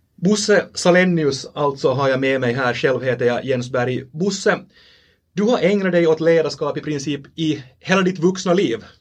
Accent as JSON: {"language": "Swedish", "country": "Finland", "accent": "Finland Swedish", "said": "vi talar den här varianten av, av svenska som vi, som vi talar här i, vi här i Finland"}